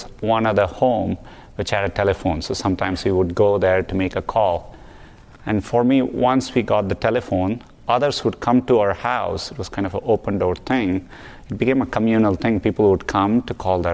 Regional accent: Chennai, Tamil Nadu, India; moved away as an adult; now in United States; Growing up in Chennai, there was severe water scarcity

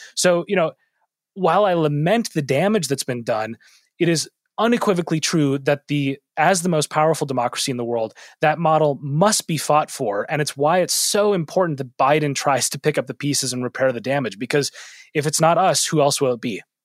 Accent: Minneapolis, Minnesota, United States; moved away as an adult; my hometown of Minneapolis

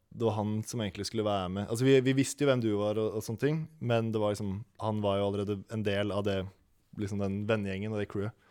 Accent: Oslo, Norway; jeg er fra Holmenkollen i Oslo

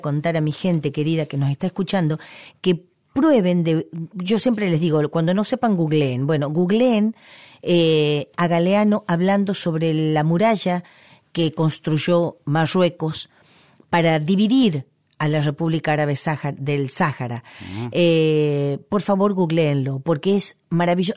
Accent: Argentina

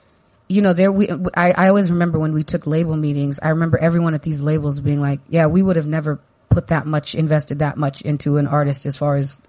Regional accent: San Diego, California, United States; I grew up in Southeast San Diego

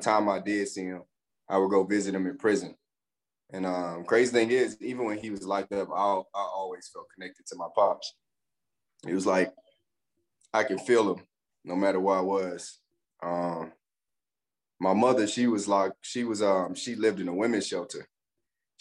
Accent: Pineville, Louisiana, United States; moved away; also born or lived in DeRidder, Louisiana; I grew up in Palmville, Louisiana

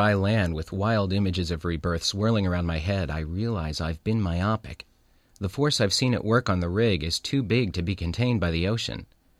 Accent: California, United States; I grew up in California, so I'd seen oil rigs from shore.

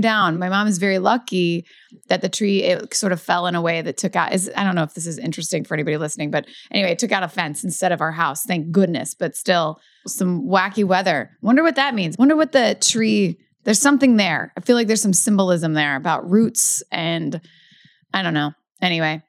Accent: Louisville, Kentucky, United States; moved away; in Louisville, in my hometown

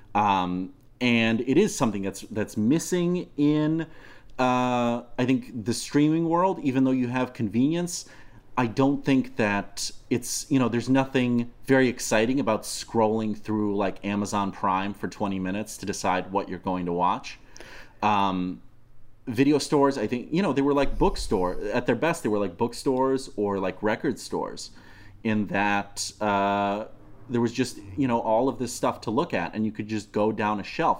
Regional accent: Moscow, Russia; English is a second language; moved away; I'm a child of the former Soviet Union. I grew up in Moscow

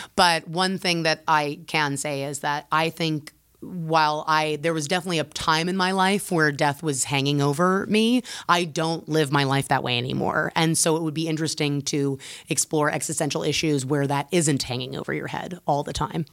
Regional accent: United States

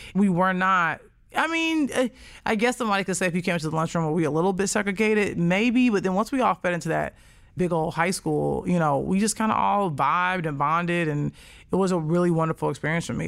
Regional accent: Chicago, Illinois, United States; born or raised there

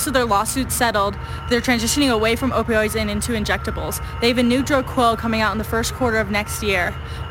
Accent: Charleston, South Carolina, United States; I'm a cadet at the United States Air Force Academy. I'm from Charleston, South Carolina

